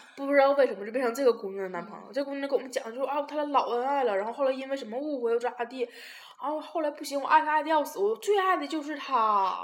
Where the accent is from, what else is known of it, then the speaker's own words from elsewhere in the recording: Tieling, Liaoning, China; 我说我是铁岭的